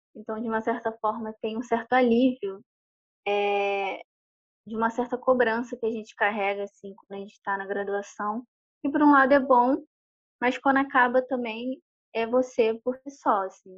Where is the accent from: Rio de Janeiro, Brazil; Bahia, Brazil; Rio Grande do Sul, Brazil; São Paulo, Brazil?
Rio de Janeiro, Brazil; Duque de Caxias; moved away as an adult; also born or lived in São Gonçalo; now in Rio de Janeiro, Brazil; da minha casa onde eu cresci para o centro de Caxias eram uns 40, 50 minutos de ônibus